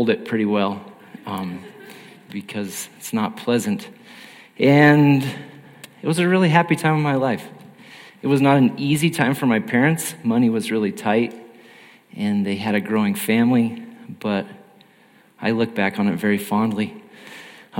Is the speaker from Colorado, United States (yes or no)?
yes; Alamosa, Colorado, United States; now in El Paso, United States; I am from Alamosa, Colorado, and so that's down in the southern part of the state